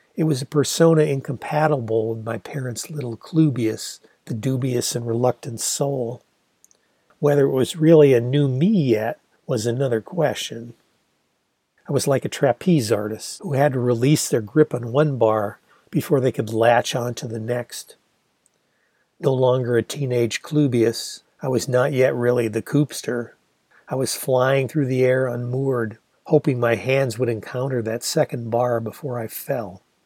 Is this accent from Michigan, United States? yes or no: yes; Ann Arbor, Michigan, United States; Ann Arbor sure had its forest of trees